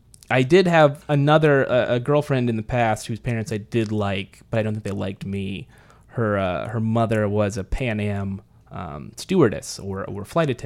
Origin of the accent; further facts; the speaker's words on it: Merced, California, United States; now in Los Angeles, United States; I'm from Central California.